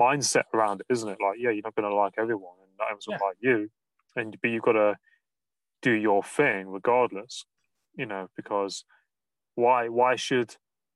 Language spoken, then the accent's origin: English; Nottingham, East Midlands, United Kingdom; I'm from Nottingham, and some of the words I pronounce, we drop the A's and the G's and the H's sometimes in the words.